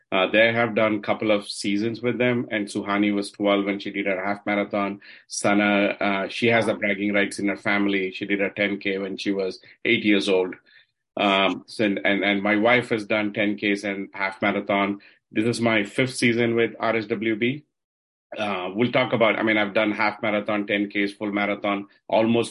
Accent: Mandya, Karnataka, India; moved away as an adult; also born or lived in Bangalore / Mysore; now in Fairfax, United States; I'm from a place called Mandya. It's between Bangalore and Mysore. And if you're traveling from Bangalore to Mysore, you have to pass my hometown. So I was born there.

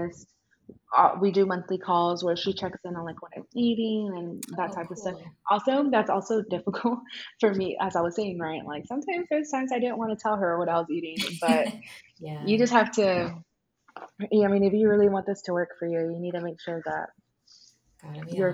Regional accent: small town in Texas, United States; my hometown's kind of small

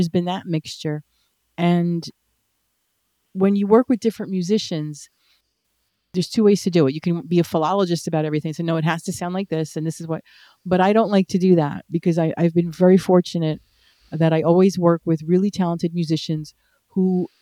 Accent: New Jersey, United States; now in Memphis, United States; I'm American. I was born and raised here

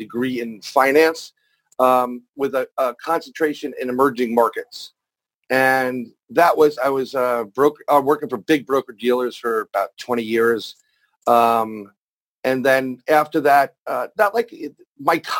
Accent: New York City, New York, United States; I'm born and raised in New York, New York City, or as that's now known, the plagued apple

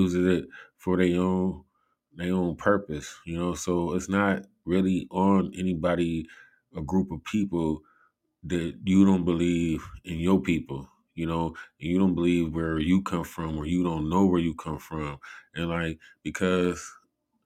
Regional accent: Cleveland, Ohio, United States; I'm from Cleveland

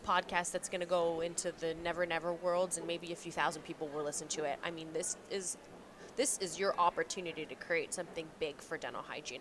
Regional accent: Canada; accent: Canadian; my Canadian accent

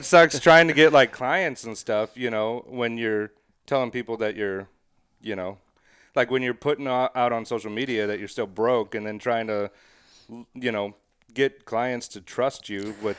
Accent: Highland, Illinois, United States; Highland, Illinois.

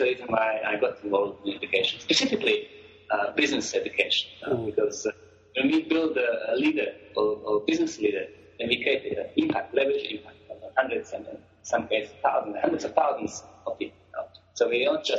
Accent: Croatia; moved away as an adult; now in South Africa; I was born in Croatia, a country called Croatia, a small country in Europe across Italy. And I came to Africa about 25 years ago.

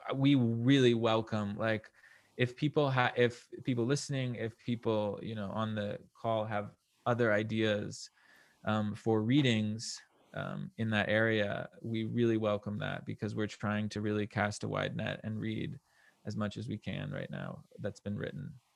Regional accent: New Mexico, United States; I'm originally from New Mexico

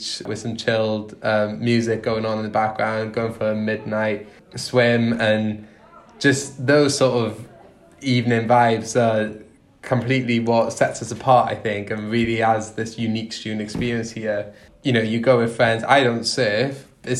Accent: Wales, United Kingdom; moved away as an adult; I'm from Wales and Philly

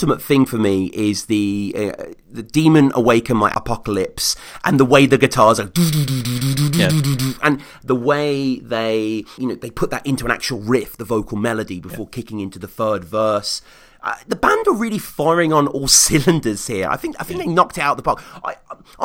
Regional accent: Birmingham, West Midlands, United Kingdom; my hometown live for the first time, March 25th, 2009, Birmingham, England

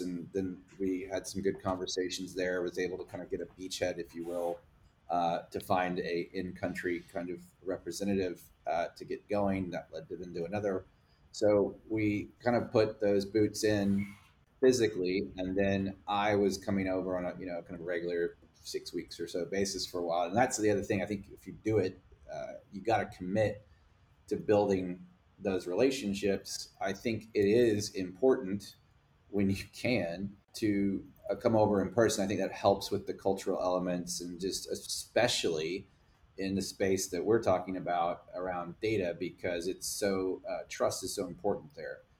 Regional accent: Texas, United States; I'm also a Texan American

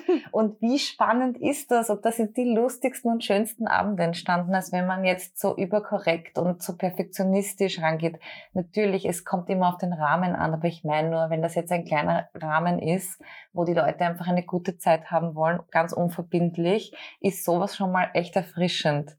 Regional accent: Austria; als Österreicherin

